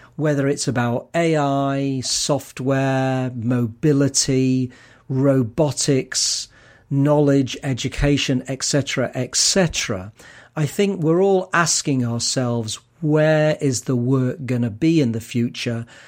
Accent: Manchester, North West England, United Kingdom; I come from Manchester in the north of England

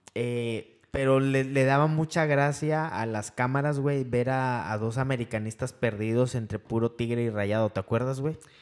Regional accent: Veracruz, Mexico; now in Monterrey, Mexico; vivimos aquí en Monterrey. Eh, yo vengo de Veracruz

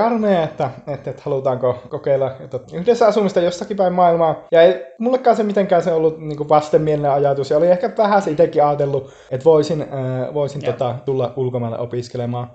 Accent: Finland; moved away as an adult; now in Bristol, United Kingdom; mä kävin Suomessa aikanaan IP-lukion

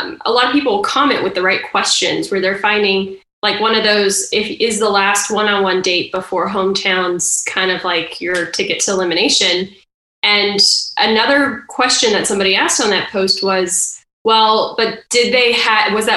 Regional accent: Austin, Texas, United States; moved away as an adult; also born or lived in Arizona / Brazil; now in Massachusetts, United States; I was born in Arizona, moved to Texas when I was 2, 3. Spent most of my life in Texas

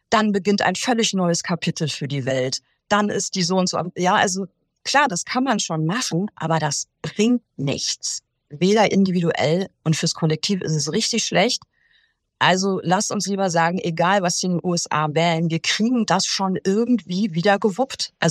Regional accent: Rhineland, Germany; Selbst als Rheinländer und das will ja schon was heißen, oder?

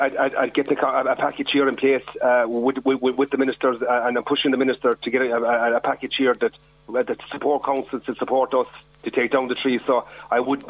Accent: Kerry, Munster, Ireland; I'm from Kerry myself

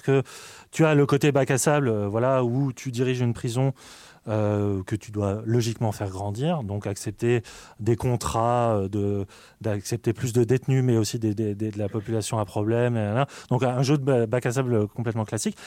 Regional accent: France; on est français

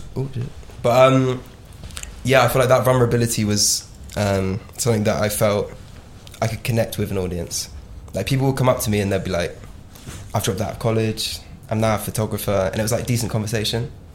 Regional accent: Devon, South West England, United Kingdom; Growing up in Devon

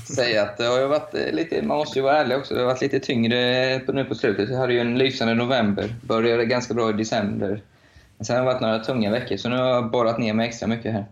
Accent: Linköping, Östergötland, Sweden; i min hemstad Linköping

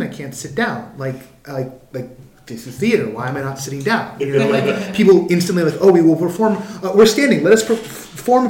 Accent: Bay Area, California, United States; I'm from the Bay Area

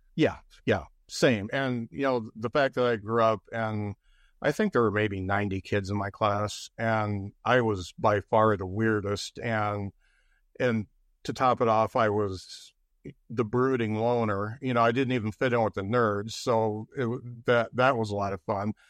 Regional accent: Lakeville, Indiana, United States; I grew up in Lakeville, Indiana

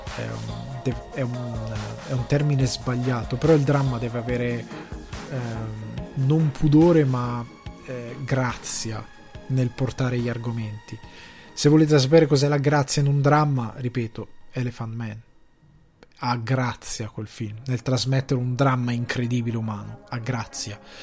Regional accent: Crema, Lombardy, Italy; a livello di origine sono cresciuto nel Cremasco

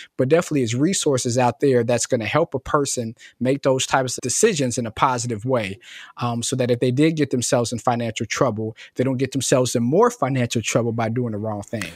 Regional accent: Cincinnati, Ohio, United States; I'm born and raised in Cincinnati, um, so I'm from Cincinnati originally

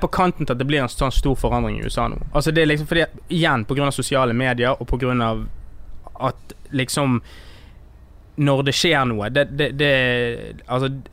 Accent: Norway; jeg vokste opp i Norge, da eh, når jeg var liten

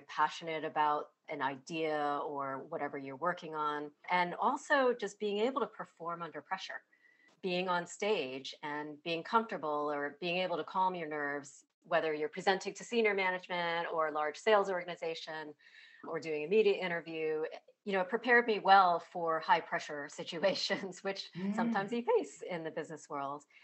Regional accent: United States; my background with Chinese immigrant parents and growing up in the United States with my parents

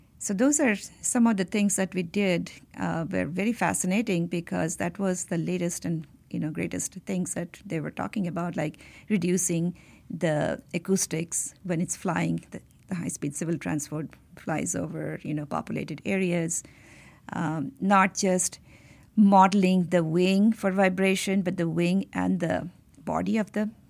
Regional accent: India; So I grew up in Indian Institute of Technology campus.

